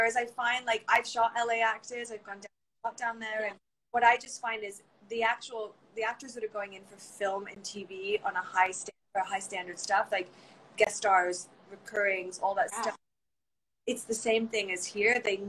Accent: England, United Kingdom; moved away; And what happens often, I find here, is then I moved from England, and I had done theater, and I was ready

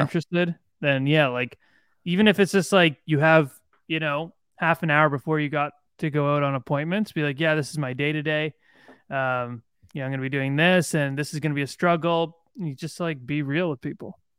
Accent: Bowmanville, Ontario, Canada; I'm from Bowenville

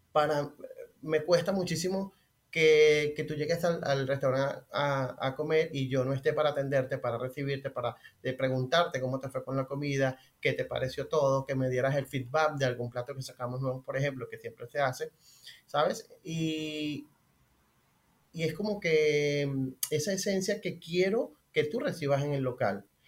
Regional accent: Maracay, Aragua, Venezuela; moved away as an adult; now in Barcelona, Spain; yo soy de Maracay

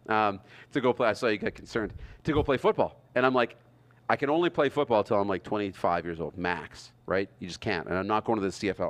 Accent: Wynyard, Saskatchewan, Canada; Growing up in Wynyard

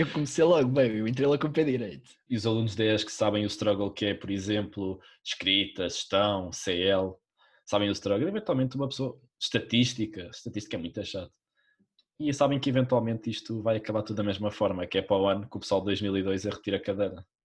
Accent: Mafra, Lisbon, Portugal; moved away as an adult; now in Lisbon, Portugal; eu, eu venho de Mafra

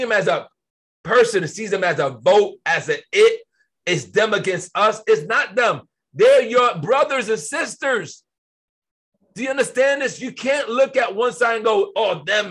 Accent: United States; I was born in America.

